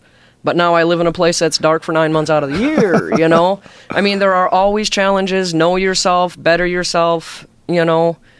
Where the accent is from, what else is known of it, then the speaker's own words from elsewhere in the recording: Alaska, United States; also born or lived in Chicago; Well, I was born in Chicago. And at a very early age, my mom was leaving my dad. And back then, divorce still wasn't very popular, but she left him, brought us up to Alaska, and then she left to go do her own thing.